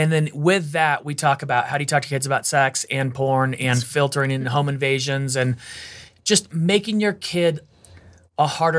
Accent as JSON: {"language": "English", "region": "California", "country": "United States", "tie": "born or raised there", "said": "I grew up in California."}